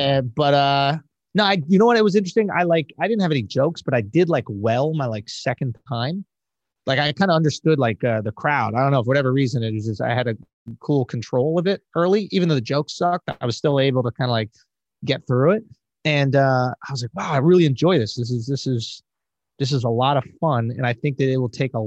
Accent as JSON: {"language": "English", "town": "New York City", "region": "New York", "country": "United States", "tie": "born or raised there", "moved": "as an adult", "said": "I'm born and raised in Manhattan"}